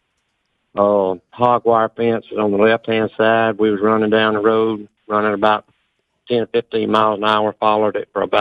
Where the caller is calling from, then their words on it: Auburn, Alabama, United States; I was calling from Auburn, Alabama